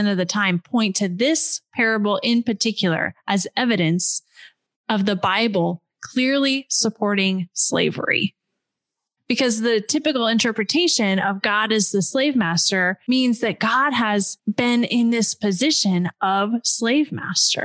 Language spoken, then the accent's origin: English; West Coast of the United States, United States; I grew up on the West Coast of the United States of America in a upper middle class family.